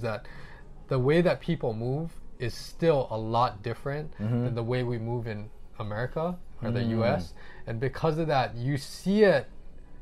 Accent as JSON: {"language": "English", "region": "Hawaii", "country": "United States", "tie": "born or raised there", "said": "I'm born and raised in Hawaii"}